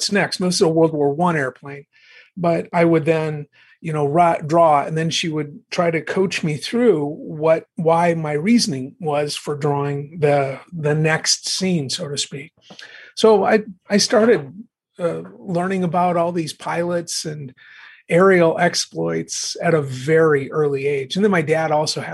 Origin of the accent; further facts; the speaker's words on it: Bismarck, North Dakota, United States; my hometown of Bismarck, North Dakota